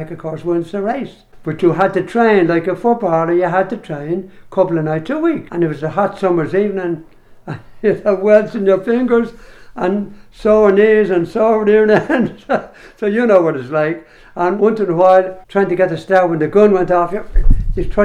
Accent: Dublin, Leinster, Ireland; moved away; also born or lived in New York; I was born in Ringsend, in Gaelic you call it Ringwirthen

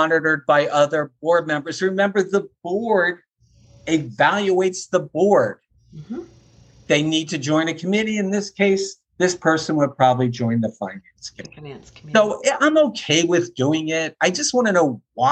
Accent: Philadelphia, Pennsylvania, United States; I grew up in Philly

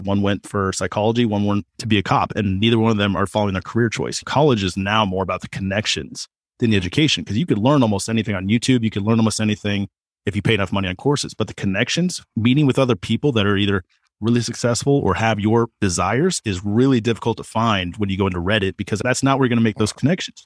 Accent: Kansas, United States; I'm from Kansas.

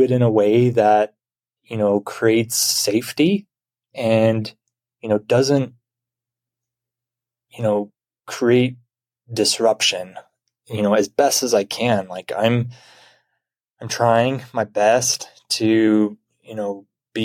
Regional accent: Utah, United States; I'm from Utah

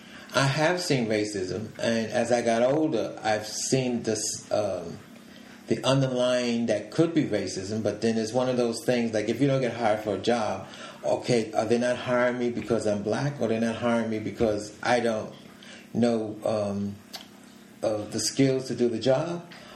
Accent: New York City, New York, United States; I was born and raised in New York City.

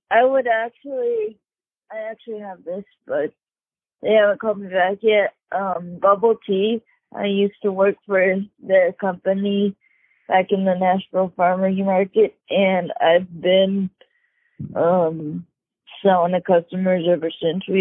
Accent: Bangkok, Thailand; I'm originally from Bangkok.

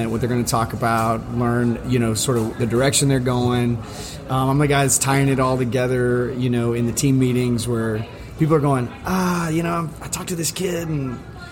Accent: Houston, Texas, United States; I grew up in Houston, Texas

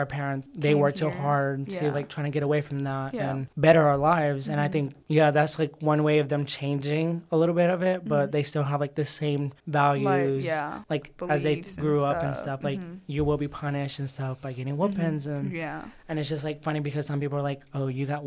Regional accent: United States; I'm from America

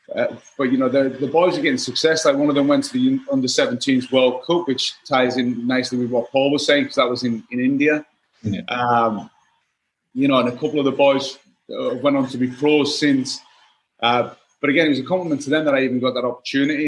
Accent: Workington, North West England, United Kingdom; moved away as an adult; also born or lived in Los Angeles, United States; originally I'm from Workington, which is like right on the on the on the coast in the on the northwest

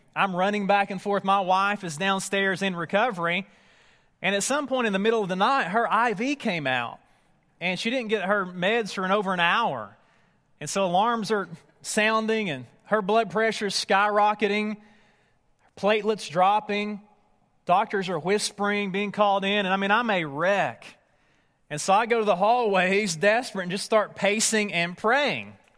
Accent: East Tennessee, United States; Near my hometown

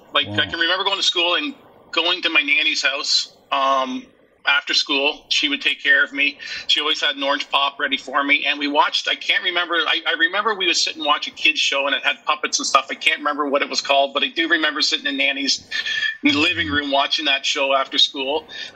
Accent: Guelph, Ontario, Canada; accent: Canadian; also born or lived in Portadown, Northern Ireland; I was born in Portadown. I lived in Portadown until I was 6 years old. We moved to Canada in 1976. So I have spent most of my life here in Canada, but I still call Portadown home.

